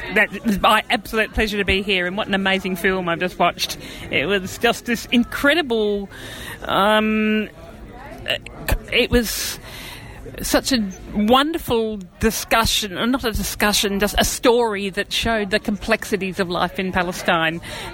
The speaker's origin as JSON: {"language": "English", "country": "Australia", "said": "as an Australian, I know my life is just so good, and I've got so much privilege here"}